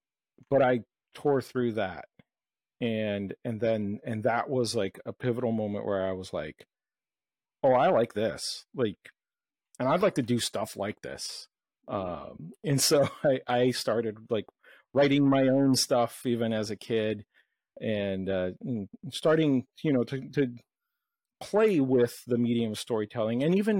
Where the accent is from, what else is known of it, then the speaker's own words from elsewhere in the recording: Brazil; where I grew up in South America, in Brazil